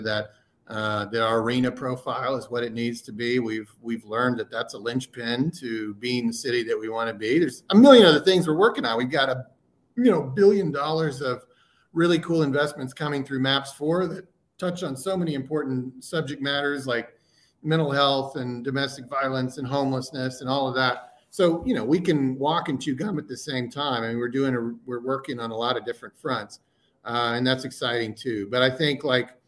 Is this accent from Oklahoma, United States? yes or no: yes; Oklahoma City, Oklahoma, United States; moved away as an adult; also born or lived in Washington, D.C.; I grew up in Oklahoma City